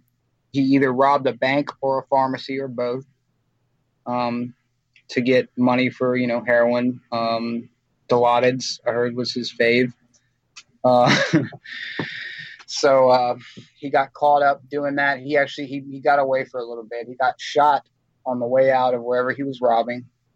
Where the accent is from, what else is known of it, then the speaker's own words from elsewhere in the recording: Baton Rouge, Louisiana, United States; I grew up in Baton Rouge, Louisiana, out here on them streets